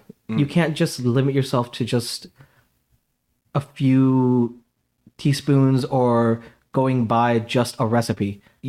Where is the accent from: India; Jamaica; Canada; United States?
India; So basically, I mean, I'm Indian, so spices are literally everything.